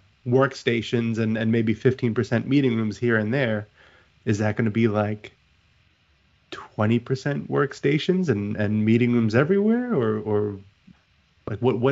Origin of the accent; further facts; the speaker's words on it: New York City, New York, United States; I'm a New Yorker